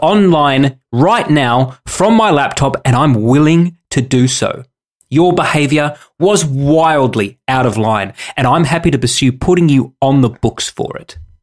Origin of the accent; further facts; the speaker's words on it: Australia; we're Australian